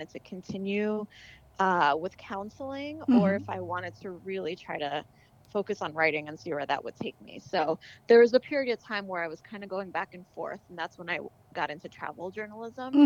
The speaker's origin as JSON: {"language": "English", "town": "New York City", "region": "New York", "country": "United States", "tie": "born or raised there", "moved": "as an adult", "said": "I grew up in Brooklyn"}